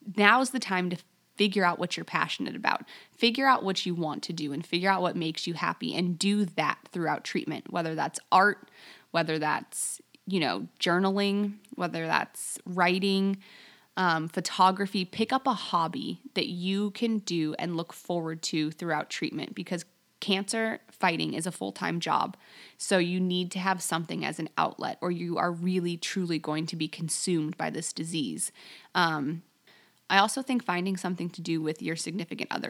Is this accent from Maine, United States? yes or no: no; Las Vegas, Nevada, United States; moved away as an adult; also born or lived in Alaska; I grew up in Las Vegas